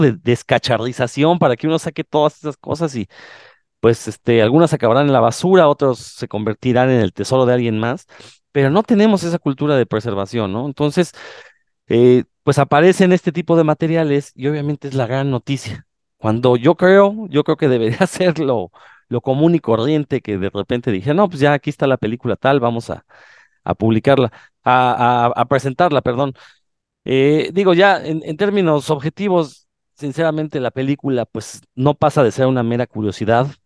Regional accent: Mexico; como buenos mexicanos

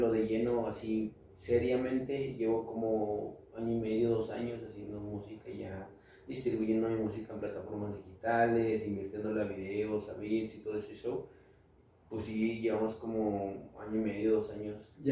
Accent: Naucalpan, State of Mexico, Mexico; also born or lived in Michoacán; eh, nació en nací en Naucalpan, nací en Ocalpa eh, unos años en, Michoacán, que es de donde pues también, o sea, soy, de donde es gran parte de mi familia de Michoacán.

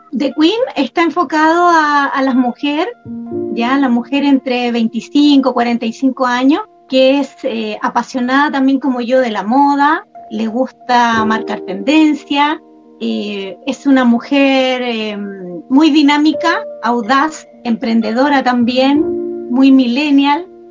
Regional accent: Santiago, Santiago Metropolitan Region, Chile; soy de Santiago, de Chile.

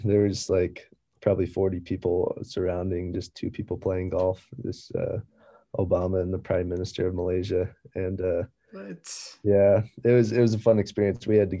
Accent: Florida, United States; also born or lived in Germany / Kansas / Virginia; So I was born in Germany, and then came over to the United States and lived in a couple different states, in Florida, in Kansas, in Virginia. And then eventually my family kind of settled down in Florida.

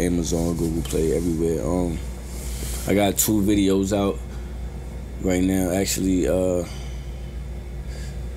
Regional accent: New York City, New York, United States; I'm from Brooklyn

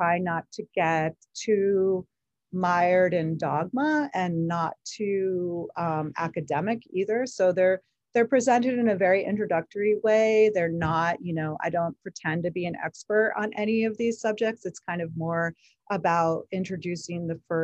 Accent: the Berkshires, Western Massachusetts, United States; I grew up in the woods in Western Massachusetts in the Berkshires

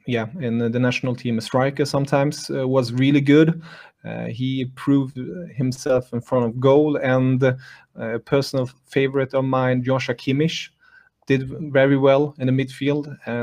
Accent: Germany; now in Stockholm, Sweden; I'm from Germany, but I live in Sweden, Stockholm. I work as a journalist and write about German football here in Sweden.

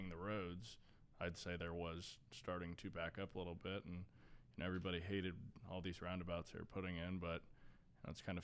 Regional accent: Fishers, Indiana, United States; also born or lived in Cincinnati, Ohio; I was born there and lived in Fishers ever since I was five

